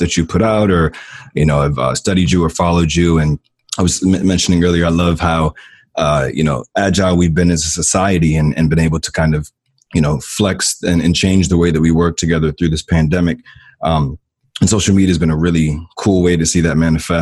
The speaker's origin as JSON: {"language": "English", "town": "Silver Spring", "region": "Maryland", "country": "United States", "tie": "born or raised there", "also_born_or_lived": "Virginia", "moved": "as an adult", "said": "Born and raised in Silver Spring, Maryland, about 45 minutes from Washington, D.C."}